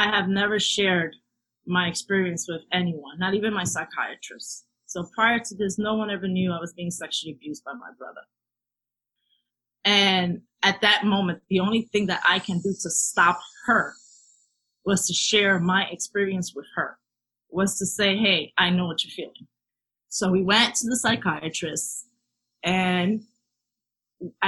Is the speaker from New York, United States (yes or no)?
yes; New York City, New York, United States; moved away as an adult; now in Florida, United States; growing up in the South Bronx, definitely had a sense of community